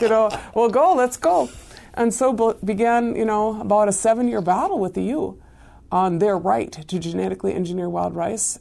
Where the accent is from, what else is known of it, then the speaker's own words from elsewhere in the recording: Ashland, Oregon, United States; moved away as an adult; also born or lived in East Los Angeles, California; now in White Earth Reservation, United States; raised in a small town in Southern Oregon